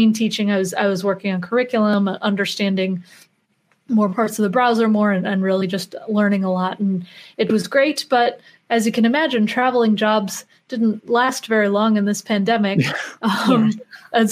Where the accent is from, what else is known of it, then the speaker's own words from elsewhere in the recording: Chicago, Illinois, United States; moved away; I'm originally from Chicago, so it's nice to be back home